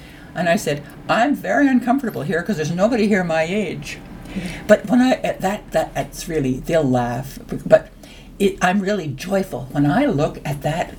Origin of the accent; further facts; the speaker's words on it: Canada; as a Canadian and as a person with a voice, this is the group I would like to be advocating for.